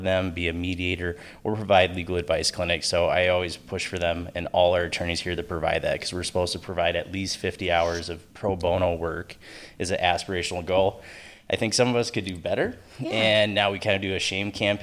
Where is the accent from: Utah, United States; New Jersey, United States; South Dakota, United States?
South Dakota, United States; Sioux Falls; moved away as an adult; also born or lived in St. Paul, Minnesota; now in St. Cloud, United States; I'm originally from Sioux Falls, South Dakota